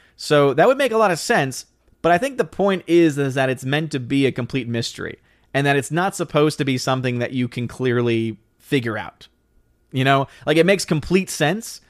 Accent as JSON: {"language": "English", "country": "United States"}